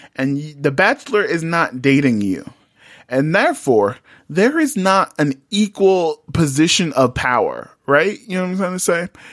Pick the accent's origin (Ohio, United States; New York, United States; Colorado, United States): New York, United States; I'm from New York